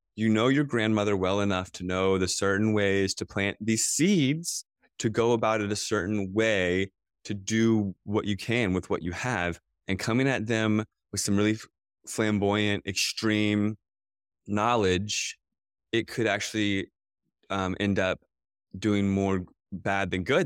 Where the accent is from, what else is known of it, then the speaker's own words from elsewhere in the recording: United States; I grew up outside of Washington, D C